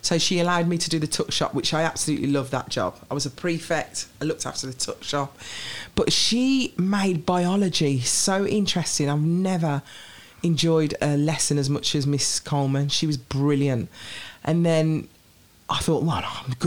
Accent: Birmingham, West Midlands, United Kingdom; accent: Birmingham; my Birmingham accent's quite nice

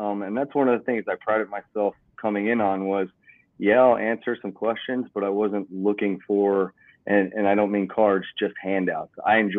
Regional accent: New Jersey, United States; moved away; I grew up with a single mom. We moved actually from New Jersey down here.

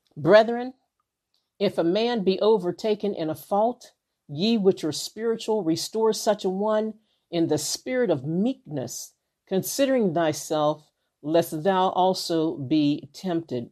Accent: Western Pennsylvania, United States; I live in, like, Western Pennsylvania

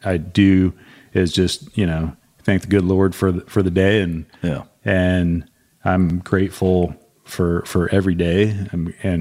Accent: Montana, United States; moved away as an adult; as a kid growing up in Montana.

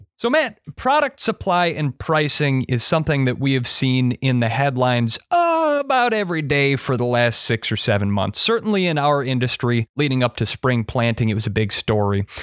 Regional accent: Monroe, Wisconsin, United States; Monroe, Wisconsin, right in the heart of corn and dairy country.

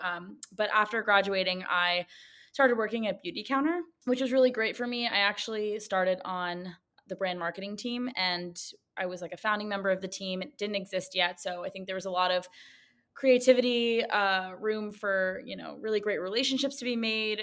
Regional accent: New York City, New York, United States; I grew up in Manhattan

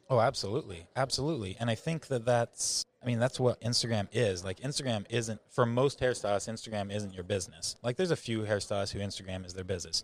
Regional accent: rural Idaho, United States; I grew up in rural Idaho, so I grew up on a small ranch

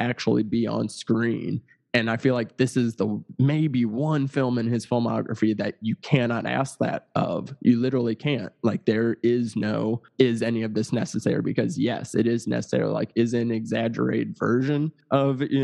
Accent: Missouri, United States; moved away; I'm from Missouri

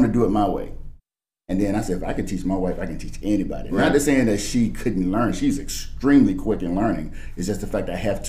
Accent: Fort Bragg, North Carolina, United States; also born or lived in Virginia; Yes, I spent, my dad was Army, so I'm an Army brat. So I grew up on Fort Bragg the majority of my life.

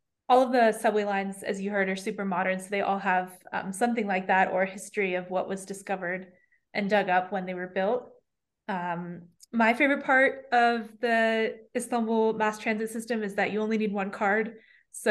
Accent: New York, United States; I come from New York

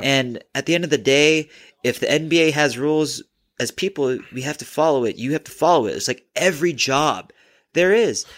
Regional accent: Minnesota, United States; I'm from Minnesota

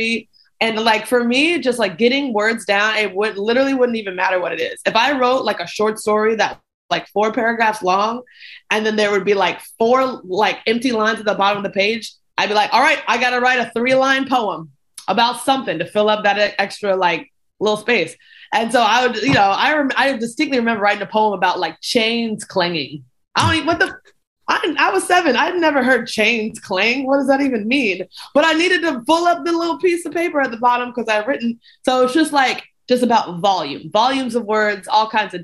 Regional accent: Louisville, Kentucky, United States; now in Athens, Georgia, United States; I grew up in Louisville. I grew up outside of Louisville, Kentucky

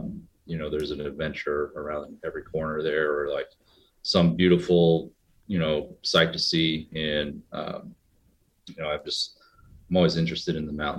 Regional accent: Indiana, United States; also born or lived in New York City; I grew up in Indiana, but I also grew up in New York City.

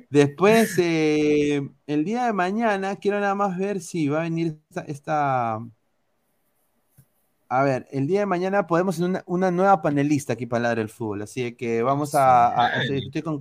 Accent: Peru; obviamente pues, somos peruanos.

